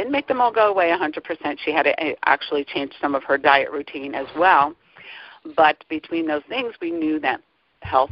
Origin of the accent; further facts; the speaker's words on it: New Jersey, United States; now in Pennsylvania, United States; I grew up in New Jersey, currently in Pennsylvania